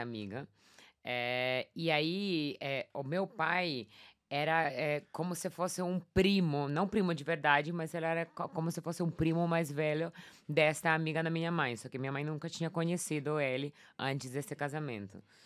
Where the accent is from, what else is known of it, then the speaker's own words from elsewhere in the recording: Warsaw, Masovian Voivodeship, Poland; Portuguese is a second language; also born or lived in London; now in São Paulo, Brazil; Eu sou polonesa, nasci lá em Varsóvia.